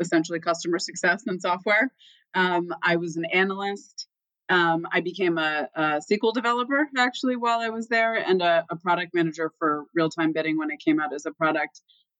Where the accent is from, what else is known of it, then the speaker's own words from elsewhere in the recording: Boston, Massachusetts, United States; also born or lived in Dallas / Florida / New Jersey; Dallas because we left when I was three. And I made pit stops in Florida and New Jersey. You can hear my accent with Florida. We ended up in Boston, though, and I don't know. I kind of liked it. West of Boston.